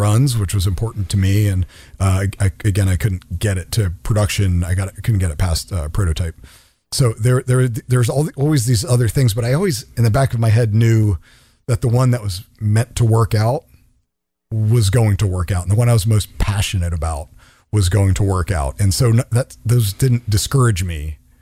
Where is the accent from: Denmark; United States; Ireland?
United States; the suburbs of DC, Maryland; moved away as an adult; now in California, United States; born and raised in Maryland, the suburbs of DC